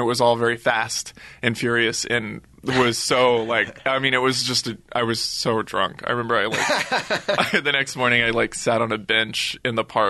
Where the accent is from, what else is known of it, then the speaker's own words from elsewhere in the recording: Texas, United States; Well, it was – as a Texan, it was very cool to have friends come, and my family.